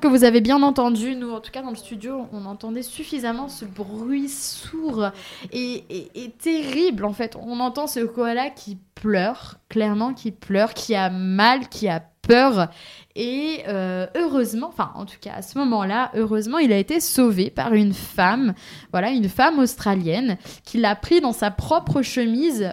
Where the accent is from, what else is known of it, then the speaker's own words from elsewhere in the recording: Pays de la Loire, France; moved away; je viens du Maine-et-Loire